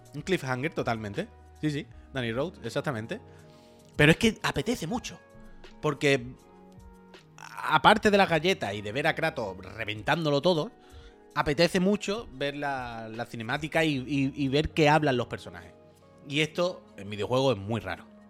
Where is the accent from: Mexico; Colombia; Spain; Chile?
Spain; La Línea de la Concepción, Andalusia; now in Barcelona, Spain; yo soy de la línea